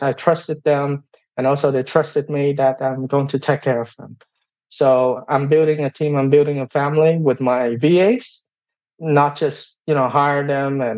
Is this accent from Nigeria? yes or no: no; Vietnam; English is a second language; moved away as an adult; now in United States; I came from Vietnam.